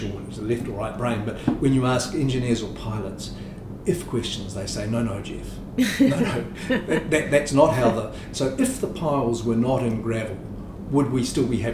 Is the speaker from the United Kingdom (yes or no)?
no; New Zealand; also born or lived in Singapore; I'm grateful to be a New Zealander in 2020